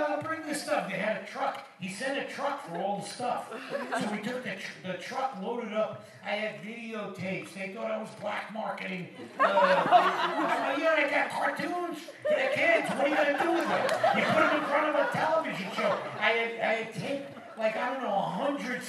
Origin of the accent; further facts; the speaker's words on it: New Jersey, United States; I'm from New Jersey.